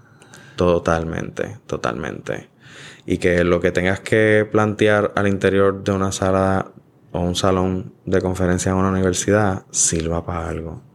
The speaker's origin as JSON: {"language": "Spanish", "country": "Puerto Rico", "said": "nosotros como puertorriqueños"}